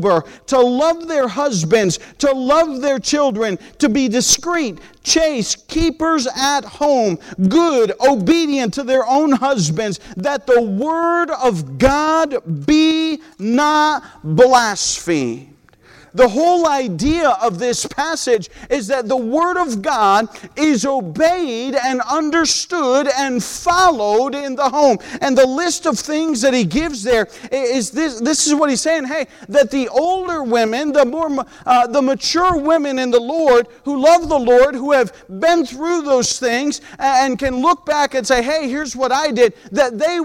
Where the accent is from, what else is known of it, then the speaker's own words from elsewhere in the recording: United States; moved away; also born or lived in Peru; because we're American by nature.